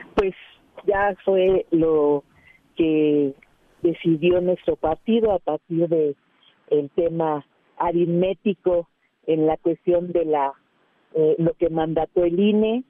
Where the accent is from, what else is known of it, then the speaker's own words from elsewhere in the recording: Iztapalapa, Mexico City, Mexico; yo soy parte de Iztapalapa.